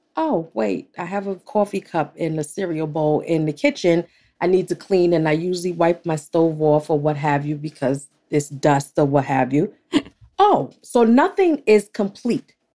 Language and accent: English; New York, United States; I'm from New York